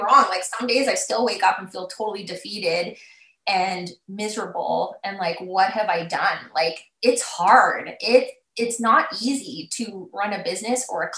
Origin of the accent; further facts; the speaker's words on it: Alberta, Canada; moved away as an adult; also born or lived in Calgary, Canada; now in Saskatoon, Canada; I grew up in Alberta and I was in Calgary before Saskatoon.